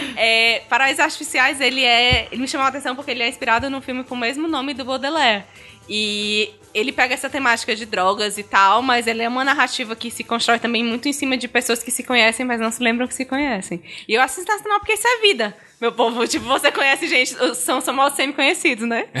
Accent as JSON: {"language": "Portuguese", "region": "Northeast Region", "country": "Brazil", "said": "como a gente é nordestino"}